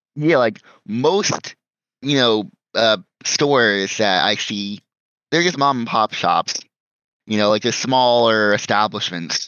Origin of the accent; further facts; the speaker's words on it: United States; we're from North America.